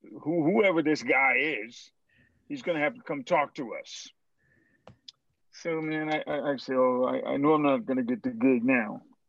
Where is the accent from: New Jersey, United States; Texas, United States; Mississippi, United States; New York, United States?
Mississippi, United States; Greenville; I went to Coleman High School in Greenville, Mississippi.